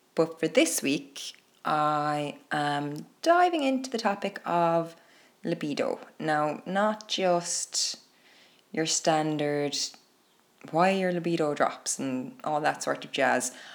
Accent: Ireland; here in Ireland. Growing up in Catholic Ireland

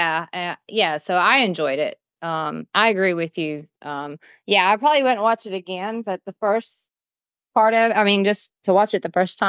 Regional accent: New Jersey, United States; Yeah. New Jersey.

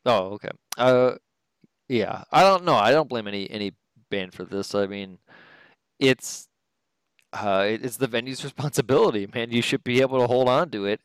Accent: Detroit, Michigan, United States; I'm from Detroit

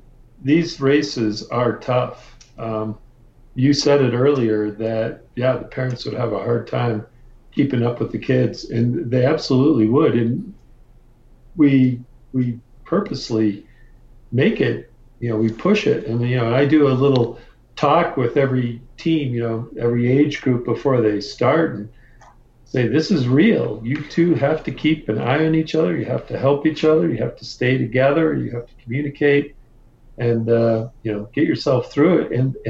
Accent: Vail, Colorado, United States; we're basically all from the Vail area, and we're ski patrollers, ski instructors.

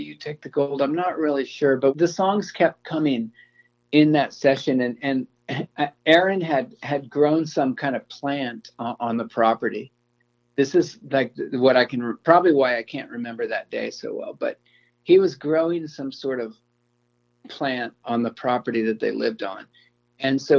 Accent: Florida, United States; moved away; growing up in Florida

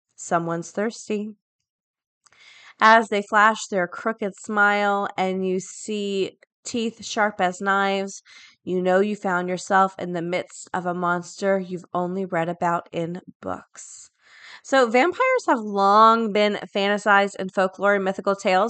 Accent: Florida, United States; A lot of my friends go to U C F 'cause I'm from Florida

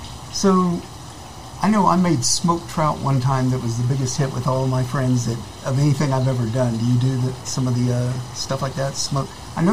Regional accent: Edmond, Oklahoma, United States; moved away as an adult; now in Austin, United States; I'm originally from Oklahoma.

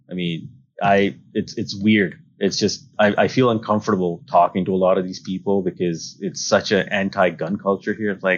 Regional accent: California, United States; now in South Dakota, United States; oh yeah, we moved here from California. Like, we're from California.

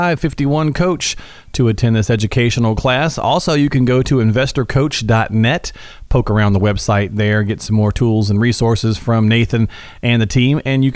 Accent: Morristown, Tennessee, United States; we're from Tennessee. Sometimes might say it a little different. I'm from Morristown, right?

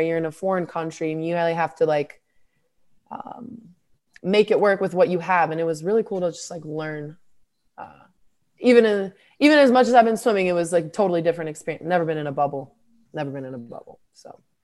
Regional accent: United States; I'm, I'm American

